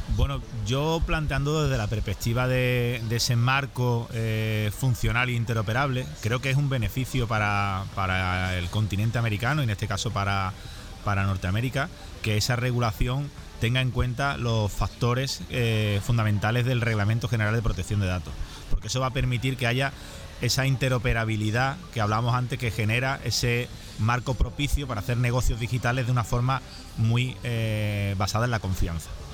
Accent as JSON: {"language": "Spanish", "town": "Seville", "region": "Andalusia", "country": "Spain", "tie": "born or raised there", "said": "Sevilla, que es mi ciudad de origen"}